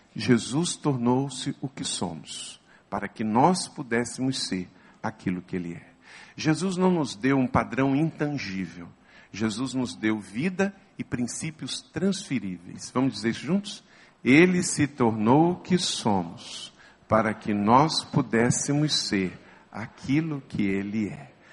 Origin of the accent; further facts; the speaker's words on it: Macaé, Rio de Janeiro, Brazil; Eu sou nascido no estado do Rio, portanto eu sou fluminense. Eu nasci em Macaé, eu sou papagoiaba